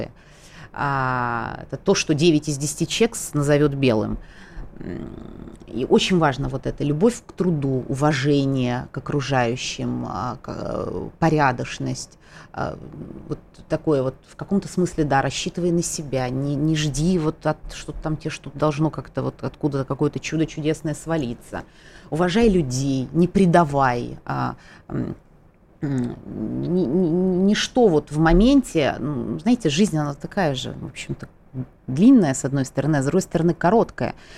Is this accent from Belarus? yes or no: no; Tskhinvali, South Ossetia, Georgia; moved away as an adult; now in Moscow, Russia; Я тоже осетинка, я, более того, родилась, выросла в Осетии, в городе Цхинвал